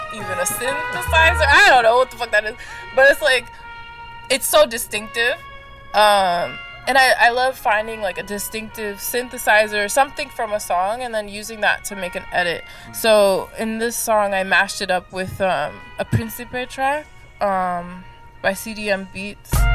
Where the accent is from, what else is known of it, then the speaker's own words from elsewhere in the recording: Los Angeles, California, United States; I'm from Los Angeles